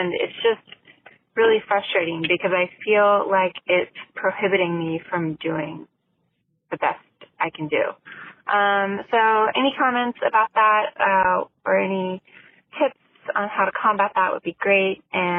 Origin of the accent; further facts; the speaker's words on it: Southern California, United States; I'm from Southern California